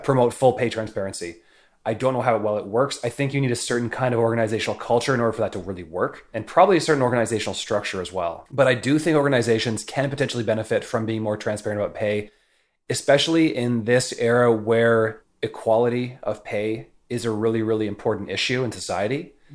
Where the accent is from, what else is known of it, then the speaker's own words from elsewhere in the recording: Canada; moved away as an adult; now in San Francisco, United States; as a Canadian moving to San Francisco